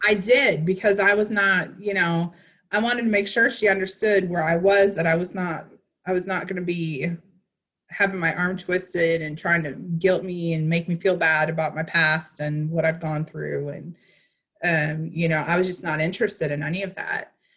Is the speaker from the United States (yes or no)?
yes; Wisconsin, United States; I grew up in Midwest Wisconsin